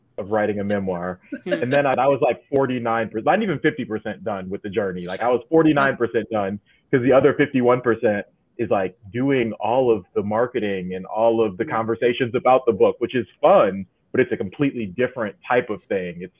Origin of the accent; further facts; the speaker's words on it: Detroit, Michigan, United States; moved away as an adult; also born or lived in Battle Creek, Michigan; now in New York, United States; So I grew up in Detroit and lived there